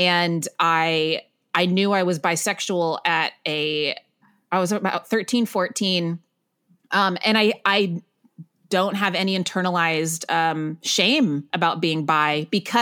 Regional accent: Waco, Texas, United States; moved away as an adult; also born or lived in Northern California; now in New York City, United States; I grew up in Waco, Texas, but originally from Northern California.

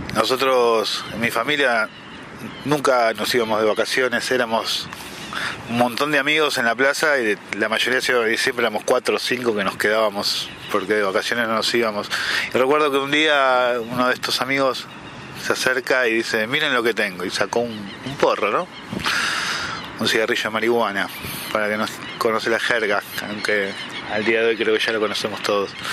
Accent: Buenos Aires, Argentina; moved away as an adult; now in El Bolsón, Argentina; soy del Bolsón, nacido en Buenos Aires, vivo en el Bolsón hace 26 años

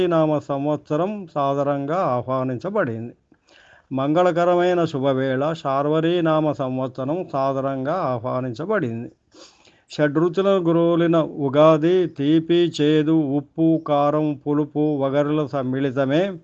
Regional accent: Jangaon, Telangana, India; మా ఊరు జనగామ

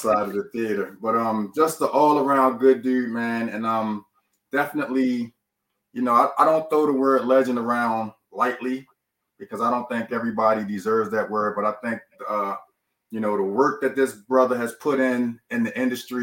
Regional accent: Baltimore, Maryland, United States; I was from Baltimore

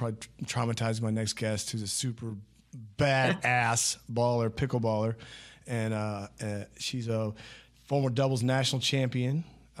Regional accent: Topeka, Kansas, United States; I'm from Kansas, Topeka.

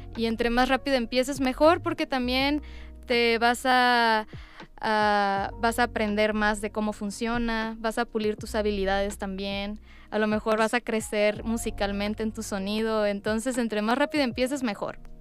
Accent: Culiacán, Sinaloa, Mexico; moved away as an adult; now in Mexico City, Mexico; soy cantante, actriz mexicana originaria de Culiacán, Sinaloa

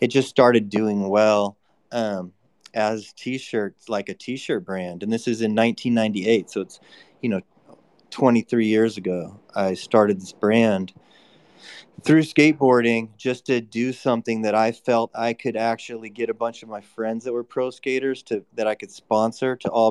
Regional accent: San Francisco, California, United States; Growing up in San Francisco

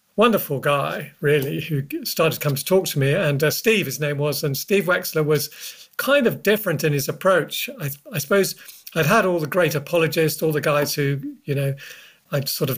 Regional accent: London, United Kingdom; I grew up in North London, the son of a Ukrainian Jewish man, my father, and a Celtic Pict Glaswegian socialist mother

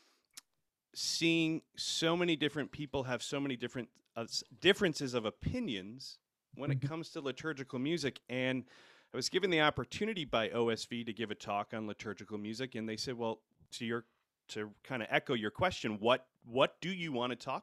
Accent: Rhode Island, United States; moved away as an adult; now in Seneca, United States; I grew up in Rhode Island

